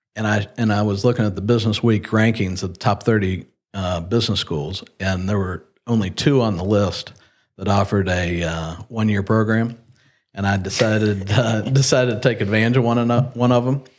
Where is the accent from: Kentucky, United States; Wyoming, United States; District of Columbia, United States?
Kentucky, United States; Lexington; born or raised there; also born or lived in Ohio / Miami, Florida